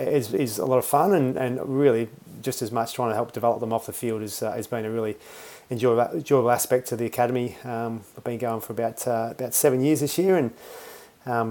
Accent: Perth, Western Australia, Australia; moved away; also born or lived in Queensland; I was born in Queensland, raised in WA in Perth, and played my football over there

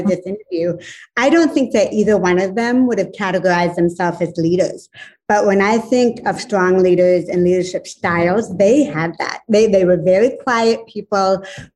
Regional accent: Northern Maine, United States; I grew up in Northern Maine in a little small town, a little mill town at the base of a mountain

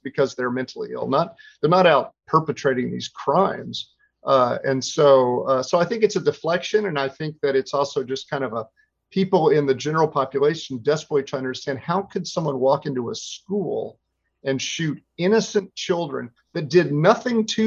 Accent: Texas, United States; I come from Texas

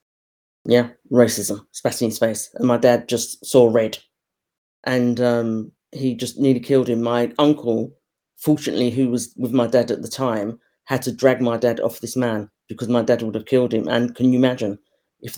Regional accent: United Kingdom; we were raised in Britain, but within our household, we were brought up within Caribbean households

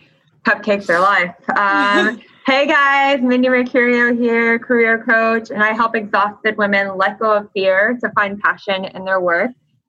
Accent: near the Appalachians, United States; I actually grew up very close to the Appalachians.

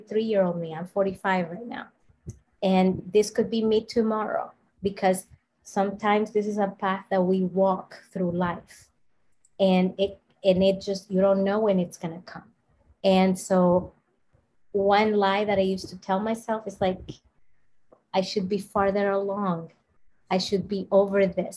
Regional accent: Dominican Republic; I'm from the Dominican Republic

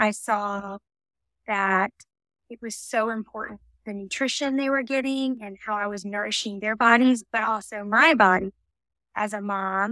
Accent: South Florida, United States; I grew up down in South Florida

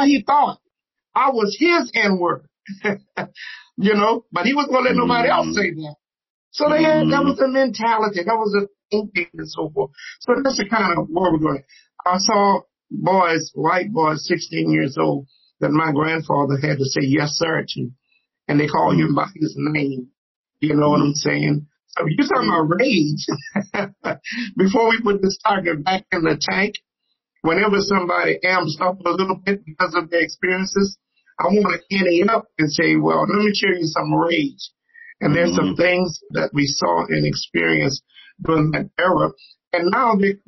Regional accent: the Jim Crow South, United States; I grew up in the Jim Crow South

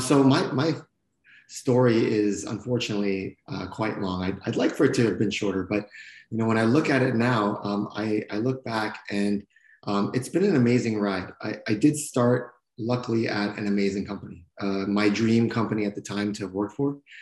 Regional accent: Canada; moved away as an adult; also born or lived in California; this Canadian young man

